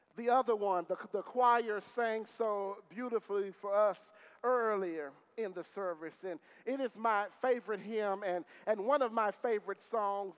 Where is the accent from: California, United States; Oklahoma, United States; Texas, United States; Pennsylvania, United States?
Texas, United States; Marshall; my mother is a lifelong Methodist and lifelong member of the church I grew up in in Marshall, Texas